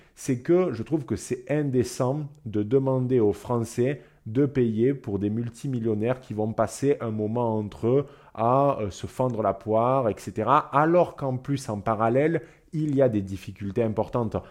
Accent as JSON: {"language": "French", "country": "France", "said": "en tant que Français"}